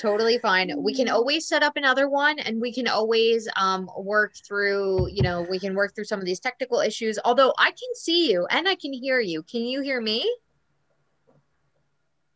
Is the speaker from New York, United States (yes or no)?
yes; New York, United States; moved away as an adult; now in Buenos Aires, Argentina; I'm back in my hometown in New York